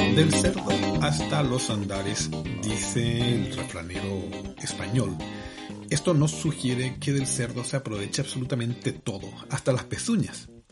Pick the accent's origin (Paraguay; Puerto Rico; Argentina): Paraguay; moved away